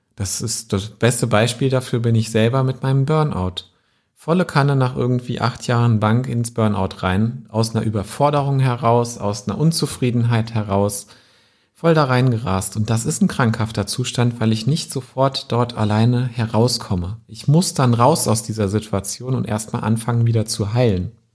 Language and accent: German; Wetzlar, Hesse, Germany; meiner Heimatstadt Wetzlar